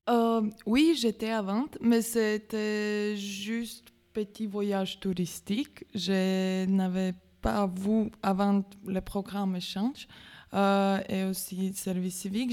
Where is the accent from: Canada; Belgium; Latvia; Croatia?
Latvia; French is a second language; moved away as an adult; now in Metz, France; d'origine, je suis letton, je viens de Lettonie